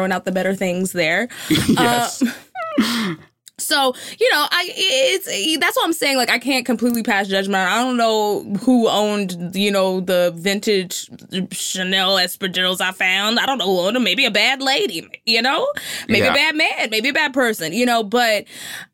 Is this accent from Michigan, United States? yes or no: no; Texas, United States; I'm from Texas